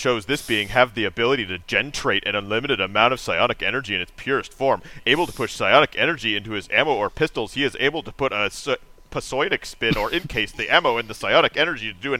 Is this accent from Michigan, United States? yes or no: yes; Detroit, Michigan, United States; My hometown is Detroit, MI.